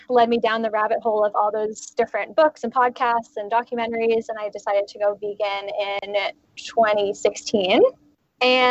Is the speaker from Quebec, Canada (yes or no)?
no; Halifax, Nova Scotia, Canada; now in Vancouver, Canada; I'm originally from Halifax, Nova Scotia, actually, but I've kind of been slowly moving west for school and stuff. And I ended up moving out to Vancouver for a job about 7 years ago.